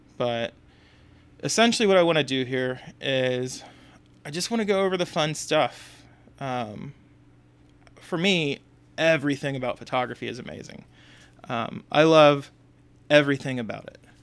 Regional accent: Houston, Texas, United States; moved away; I'm from Texas originally. I'm from Houston.

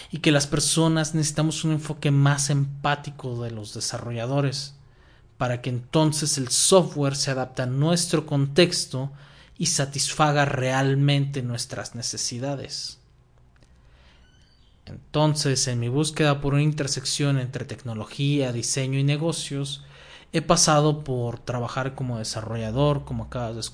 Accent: Guadalajara, Jalisco, Mexico; soy de Guadalajara, en México.

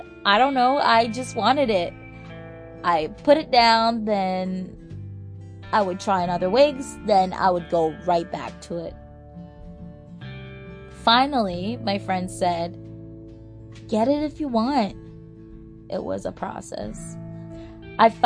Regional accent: Toronto, Ontario, Canada; moved away as an adult; also born or lived in Jamaica; now in Vancouver, Canada; I came to Canada when I was 8 years old and fell in love with the city, Toronto, and never wanted to leave.

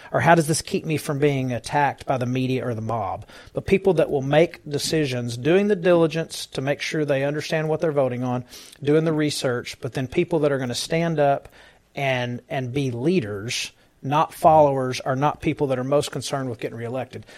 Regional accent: Dallas County, Texas, United States; now in Tarrant County, United States; I was born and raised in Dallas County

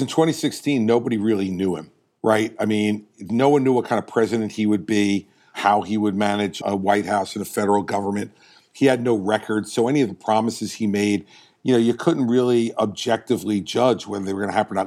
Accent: New Jersey, United States; I'm from New Jersey

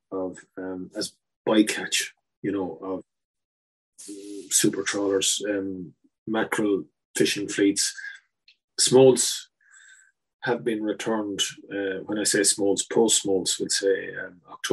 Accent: Enniscorthy, Leinster, Ireland; moved away; my hometown of Enniscorthy

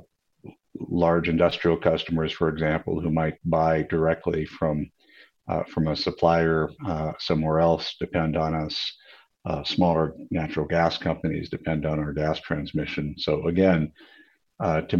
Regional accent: Portland, Oregon, United States; moved away as an adult; now in Montana, United States; I grew up mainly in Portland, Oregon

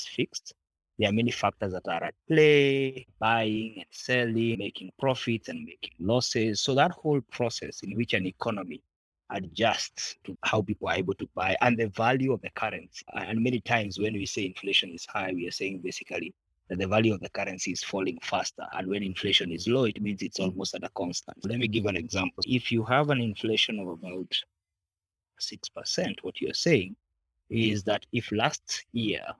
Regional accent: Kenya; I am a Kenyan, patriotic one

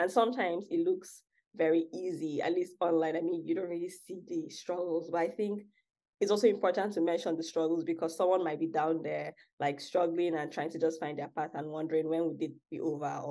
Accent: Akwa Ibom, Nigeria; moved away as an adult; also born or lived in Lagos, Nigeria; now in United States; I'm actually from, and I was born in Akwa Ibom State, which is a smaller state in Nigeria. And I only moved to Lagos about 5 years

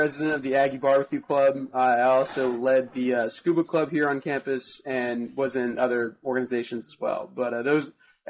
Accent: Dallas, Texas, United States; I'm from Dallas.

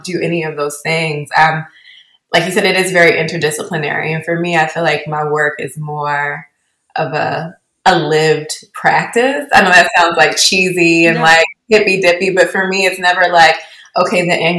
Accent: Baltimore, Maryland, United States; also born or lived in Essex, Maryland; Yeah, I grew up here in Baltimore, Maryland. And more specifically, I grew up splitting my time between the Northwood neighborhood of Baltimore City in Lock Raven, and also in the suburbs in Essex, Maryland.

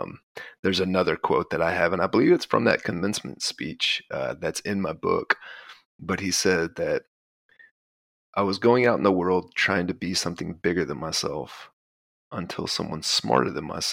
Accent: the South, United States; So as I was growing up in the South in a very patriarchal household

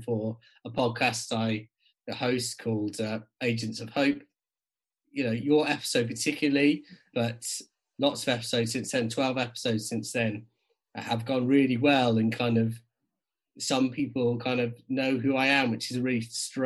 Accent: South Wales Valleys, United Kingdom; also born or lived in Cardiff / South West England / Newcastle; now in North East England, United Kingdom; I grew up in the South Wales Valleys and then just outside Cardiff

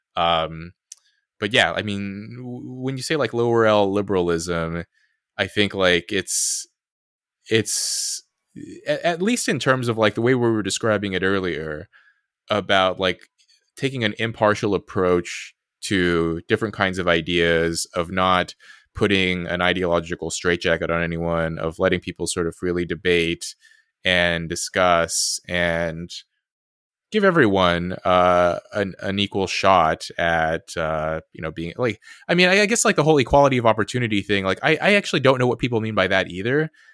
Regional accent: United States; I'm American

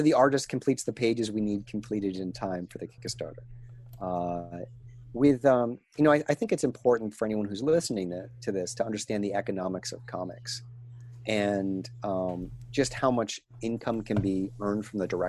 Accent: New England, United States; also born or lived in New Hampshire; I grew up in Maine and New Hampshire

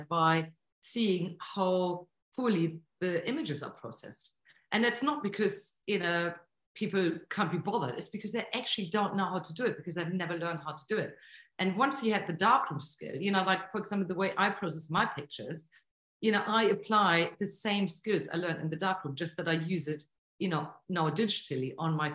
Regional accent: Bremen, Germany; moved away; also born or lived in Bournemouth; my hometown, Bremen, in North Germany

